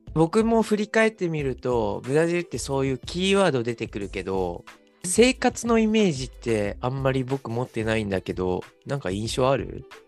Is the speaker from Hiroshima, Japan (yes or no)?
no; Okayama, Japan; moved away; also born or lived in Kagawa; 僕の出身の岡山